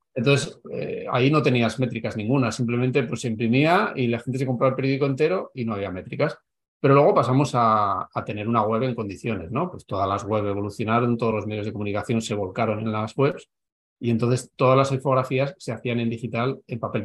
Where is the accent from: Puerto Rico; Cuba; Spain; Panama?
Spain; Navarre; moved away as an adult; also born or lived in Madrid; he estado 16 años en Madrid, yo soy de Navarra